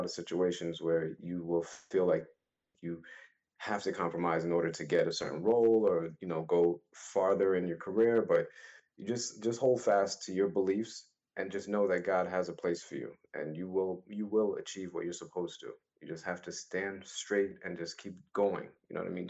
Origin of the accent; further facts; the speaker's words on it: New York City, New York, United States; I was born and raised in Brooklyn, East Flatbush, New York